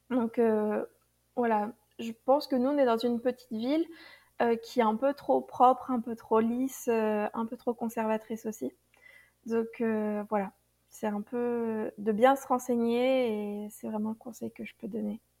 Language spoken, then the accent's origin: French; France; pour nous, a été difficile euh, en tant que Français, qui sommes assez francs